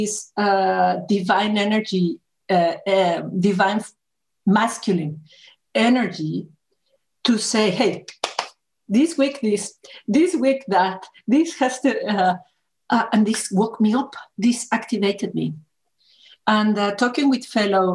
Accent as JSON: {"language": "English", "country": "Mexico", "tie": "born or raised there", "said": "I was born in Mexico"}